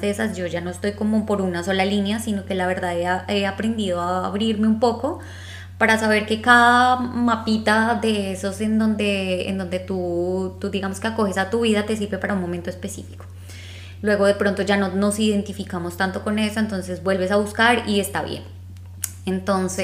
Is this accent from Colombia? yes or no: yes; Bogotá, Colombia; accent: rolo; moved away; con nuestro acento así rolandio